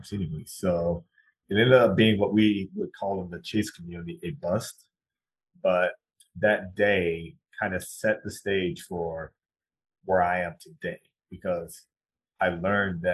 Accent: South Carolina, United States; I grew up in South Carolina.

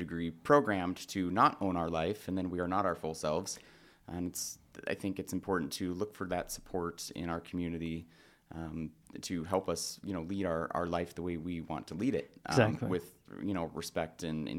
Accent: Spokane, Washington, United States; I did. Yep. Born and raised in the Valley.

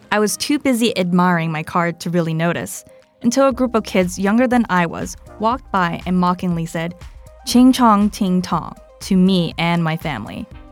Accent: United States; I am American and of Chinese heritage, technically Chinese and Vietnamese heritage

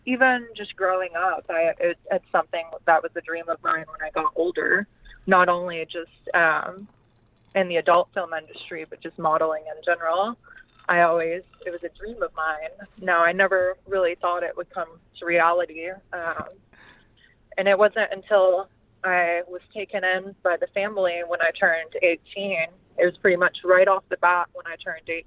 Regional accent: Dallas, Texas, United States; moved away; I was originally from the Dallas area of Texas

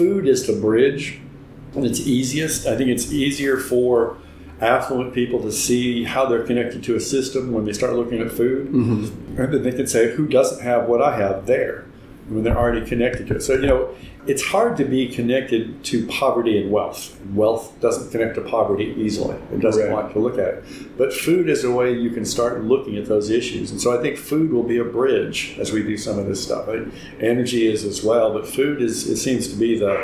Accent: Mississippi, United States; moved away; I'm back from Mississippi

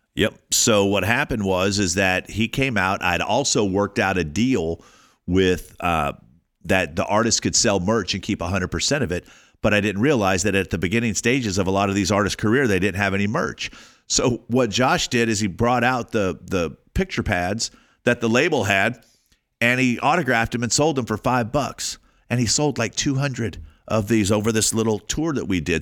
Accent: Alabama, United States; moved away; also born or lived in California; I grew up in Alabama

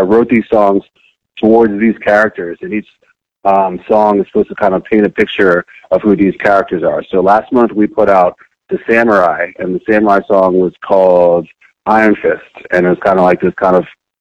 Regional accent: Richmond, Virginia, United States; moved away as an adult; also born or lived in New Jersey / Monrovia, Liberia / London / Denver, Colorado; growing up in Richmond, Virginia

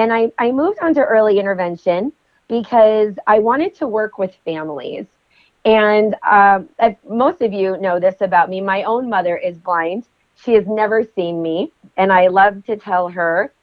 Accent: Utah, United States; also born or lived in Las Vegas, Nevada; my home state in Utah

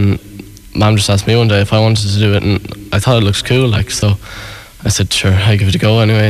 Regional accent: Chicago, Illinois, United States; born there; I was born in Chicago, yeah.

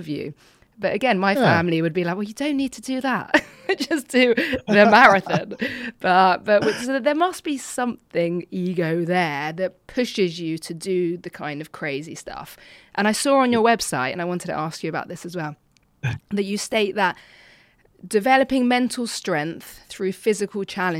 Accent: London, United Kingdom; I'm from London.

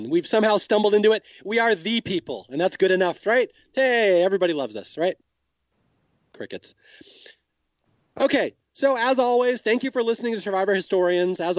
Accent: Australia; I'm from Australia. I love it.

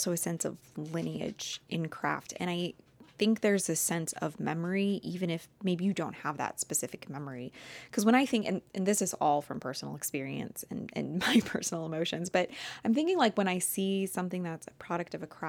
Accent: Midwest, United States; I grew up in the Midwest and this was like not a thing.

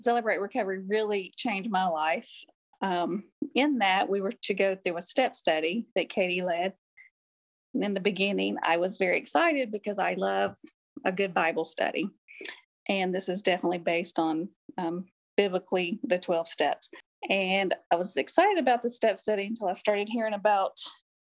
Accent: Clarksville, United States; I'm from Clarksville. Been here pretty much my whole entire life, except for when I went away to nursing school

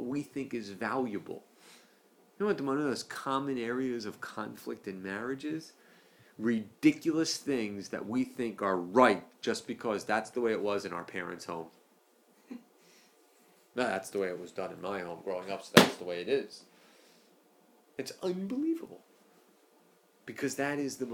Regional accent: East Coast, United States; moved away; I'm from the East Coast

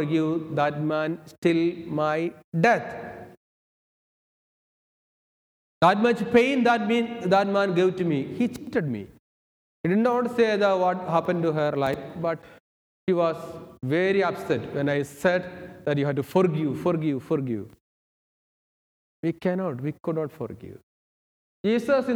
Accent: Kerala, India; moved away as an adult; also born or lived in Thibodaux, Louisiana; now in United States; I am from India, the southern part of India, Kerala.

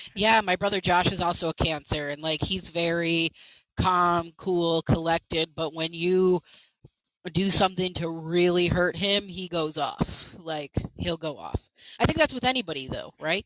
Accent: Buffalo, New York, United States; I'm also from Buffalo

